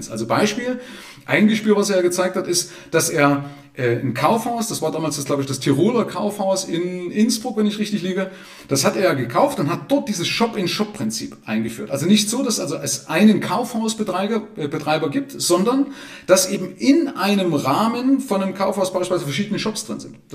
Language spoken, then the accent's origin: German; Zwickau, Saxony, Germany; Ja, interessanterweise kenne ich jemanden bei mir aus meiner Heimatstadt Zwickau, der hat es genauso